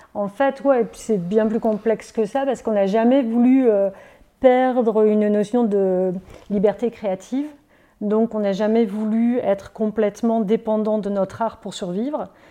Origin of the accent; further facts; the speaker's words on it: Lille, Hauts-de-France, France; moved away as an adult; now in Montreal, Canada; Fièrement, originaire du nord de la France. Oui, on est originaire de Lille, on va dire, et ses alentours. On est arrivé au Québec en 2007